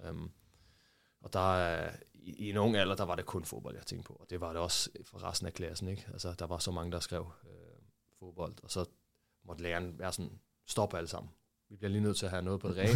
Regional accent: Hvidovre, Capital Region of Denmark, Denmark; jeg voksede op i øh, Hvidovre

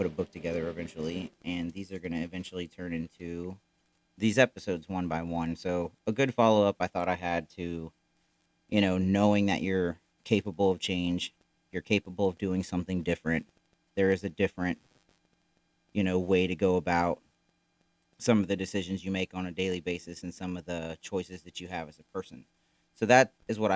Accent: Florida, United States; moved away as an adult; now in Missouri, United States; we were both born and raised in Florida. Never really lived anywhere else

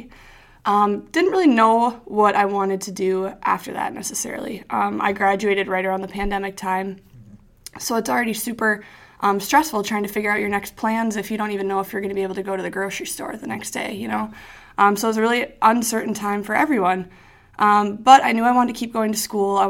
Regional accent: Mankato, Minnesota, United States; moved away as an adult; also born or lived in Iowa; now in Duluth, United States; I'm from Mankato, Minnesota

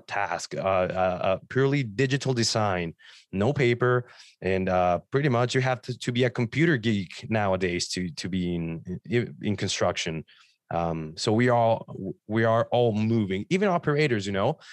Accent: Mexico; now in Ontario, Canada; I'm from Mexico, so my first clients were in Mexico

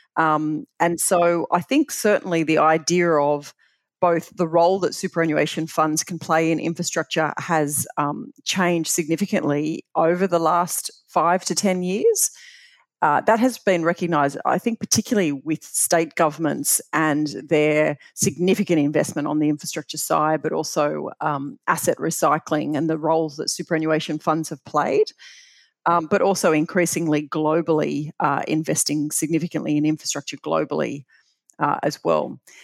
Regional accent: Bathurst, New South Wales, Australia; growing up in Bathurst was just uh, phenomenal

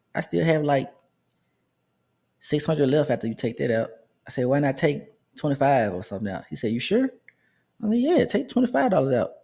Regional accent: Memphis, Tennessee, United States; I grew up in White, the Whitehaven area of Memphis

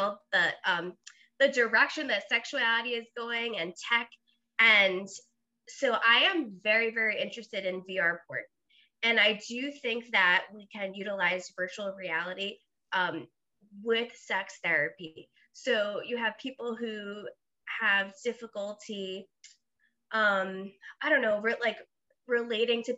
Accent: Long Island, New York, United States; moved away as an adult; also born or lived in Blacksburg, Virginia; I grew up in New York, and then I, you know, Long Island, we're pretty open-minded

